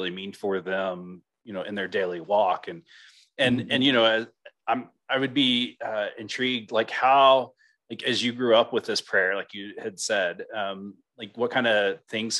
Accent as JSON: {"language": "English", "region": "Oklahoma", "country": "United States", "said": "I'm coming from Oklahoma"}